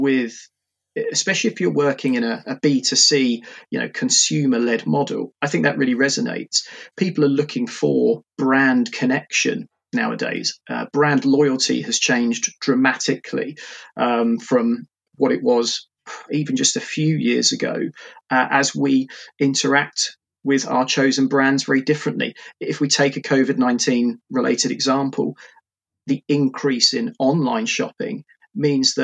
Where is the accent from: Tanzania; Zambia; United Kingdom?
United Kingdom; Portsmouth, South East England; moved away as an adult; now in Reading, United Kingdom; I'm originally from Portsmouth